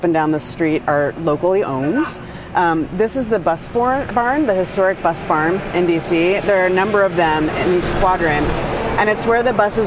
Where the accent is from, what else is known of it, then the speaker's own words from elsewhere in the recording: Idaho, United States; also born or lived in Tucson, Arizona; now in Washington, D.C., United States; I grew up in Idaho where if you needed something done, you just learned how to do it